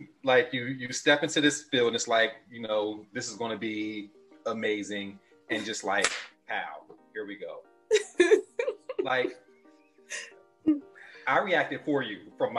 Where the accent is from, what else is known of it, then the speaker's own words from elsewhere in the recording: Pennsylvania, United States; growing up in the North, I grew up in Pennsylvania